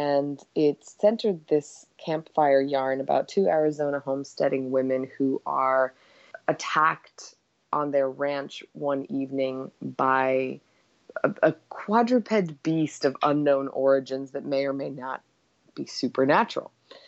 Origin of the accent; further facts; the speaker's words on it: Egypt; also born or lived in Yugoslavia / Cyprus; now in United States; we left and we spent years on the move. We were in Cyprus for a while. I grew up in Egypt. We came to the States and moved around basically every 3 years.